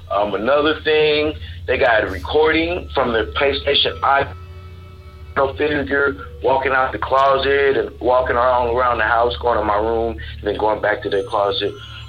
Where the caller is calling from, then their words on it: Texas, United States; I'm calling from Texas.